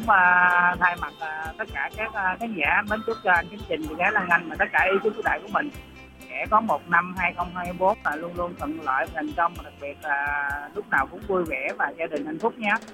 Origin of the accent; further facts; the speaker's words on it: Ho Chi Minh City, Vietnam; moved away; quê gốc em thì ở thành phố Hồ Chí Minh thì em về ba mẹ em ở Sài Gòn á